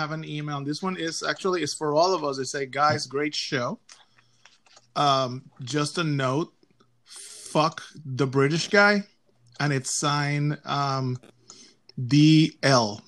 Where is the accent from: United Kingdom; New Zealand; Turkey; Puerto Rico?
Puerto Rico; San Juan; I am from San Juan, Puerto Rico